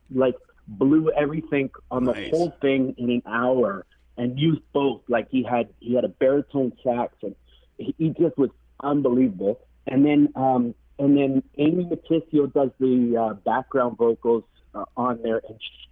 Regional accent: Manitoulin Island, Ontario, Canada; now in Toronto, Canada; Today I'm calling in from Toronto, but originally I'm from the Manitoulin Island up in Ontario

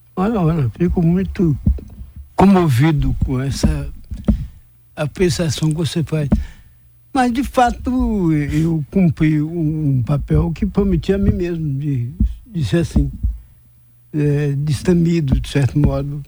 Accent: Vitória da Conquista, Bahia, Brazil; also born or lived in Anagé / Salvador; eu nasci em Anagé, que era um distrito de conquista naquela época. E sou muito grato de, de ser baiano e de ser conquistante

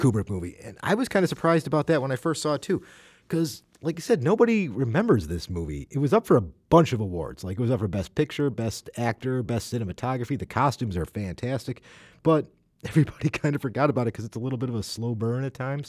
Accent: United States; as an American

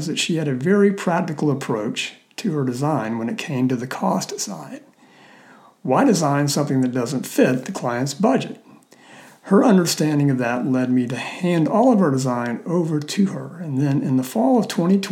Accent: South Mississippi, United States; moved away as an adult; now in Birmingham, Alabama, United States; I grew up in South Mississippi

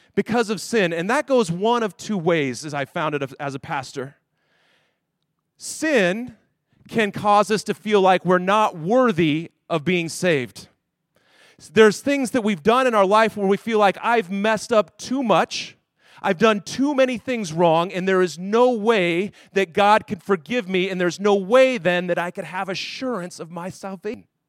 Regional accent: Denver, Colorado, United States; moved away; I grew up in Denver, Colorado.

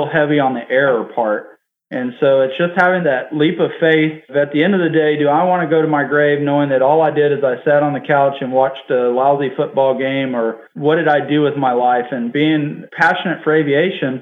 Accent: Harlingen, Texas, United States; I grew up in Harlingen, Texas. My main residence is in Harlingen.

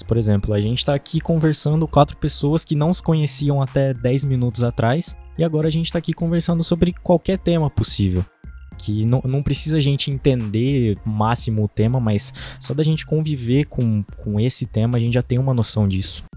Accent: Diamantino, Mato Grosso, Brazil; eu sou de, da cidade de Diamantino.

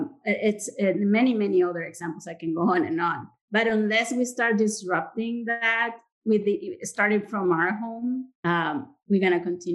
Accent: Monterrey, Nuevo León, Mexico; moved away; I was raised in Monterrey.

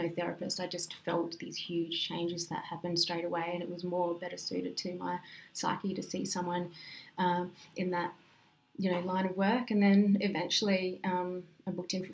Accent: Coober Pedy, South Australia, Australia; where I grew up in Coober-Pedy, there is a very high crime rate per capita

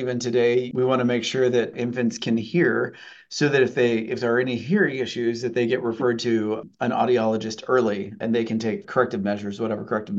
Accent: El Paso, Texas, United States; now in Ottumwa, United States; I'm actually from the South. I'm from El Paso, Texas.

